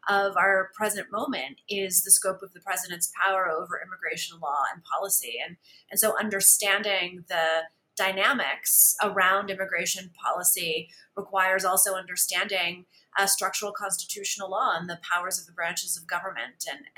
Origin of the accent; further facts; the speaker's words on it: San Antonio, Texas, United States; since I was a teenager growing up in San Antonio, Texas. I come from a family that is in the United States because of immigration, and I grew up in a context of bilingualism and biculturalism